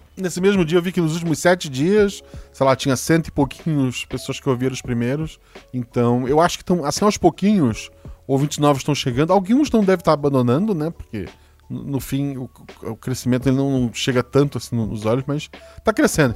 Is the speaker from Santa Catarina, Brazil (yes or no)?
yes; Florianópolis, Santa Catarina, Brazil; eu sou de Floripa